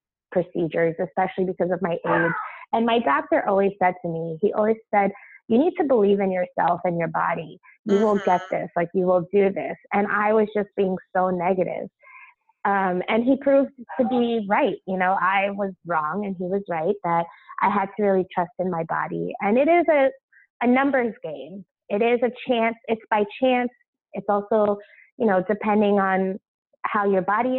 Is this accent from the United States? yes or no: yes; Long Island, New York, United States; also born or lived in Brooklyn; I grew up on Long Island